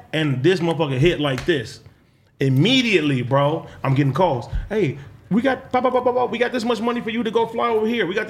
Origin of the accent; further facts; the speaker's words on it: Compton, California, United States; growing up in Compton